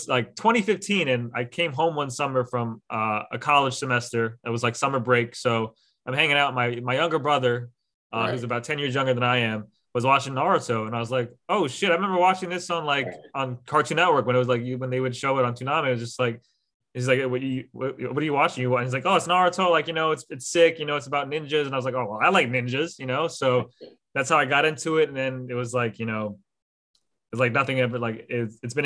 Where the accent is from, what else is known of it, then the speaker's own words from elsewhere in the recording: United States; for a lot of us growing up in the States, like in America